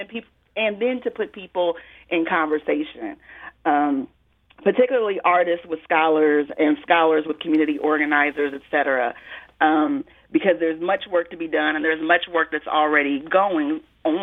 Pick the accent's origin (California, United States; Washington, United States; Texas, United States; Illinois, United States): Illinois, United States; Peoria; my hometown of Peoria, Illinois